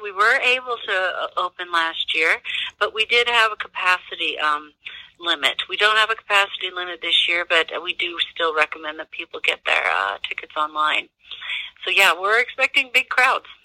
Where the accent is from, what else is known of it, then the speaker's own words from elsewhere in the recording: Midwest, United States; also born or lived in Denver, Colorado; now in Pueblo, United States; I'm originally from the Midwest, if you were going to ask, and I'm from a, a, a town that's similar in demographics to Pueblo